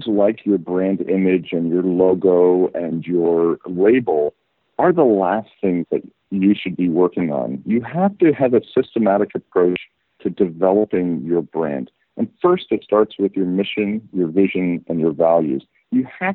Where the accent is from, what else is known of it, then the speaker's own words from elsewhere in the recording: Canada; moved away as an adult; also born or lived in United Kingdom / San Francisco Bay Area, California, United States; now in Barcelona, Spain; I was born in the UK, but I grew up in Canada and then lived for 20 years in the Bay Area